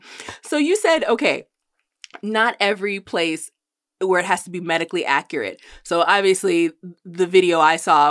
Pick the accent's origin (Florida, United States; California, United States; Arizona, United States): California, United States; now in Las Vegas, United States; I grew up in California